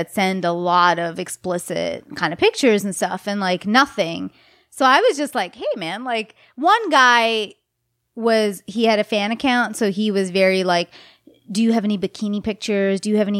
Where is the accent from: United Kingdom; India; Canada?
India; The ones who followed me also lectured me that I'm as an Indian girl and I took a nude.